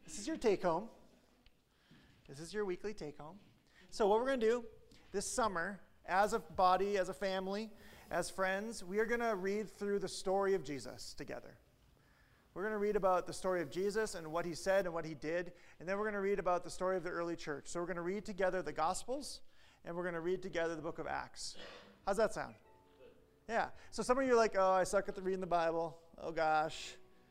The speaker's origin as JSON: {"language": "English", "region": "Midwest", "country": "United States", "said": "I'm from the Midwest, Christianity that we grew up"}